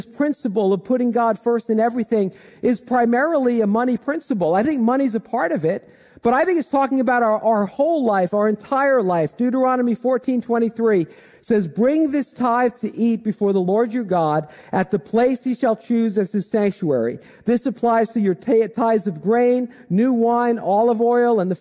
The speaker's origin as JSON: {"language": "English", "town": "Dumont", "region": "New Jersey", "country": "United States", "tie": "born or raised there", "said": "I grew up in Dumont, and I've lived in Bergen County most of my life"}